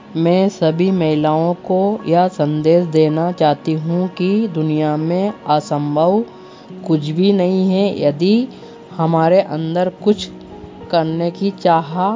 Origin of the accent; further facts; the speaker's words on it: Khilchipur, Madhya Pradesh, India; मैं ग्राम डालूपुरा तहसील खिलचीपुर ज़िला राजगढ़ मध्य प्रदेश की निवासी हूँ